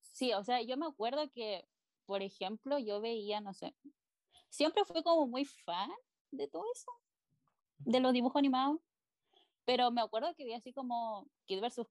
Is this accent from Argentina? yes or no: no; Chile; tengo casi 15 años, casi, y soy de Chile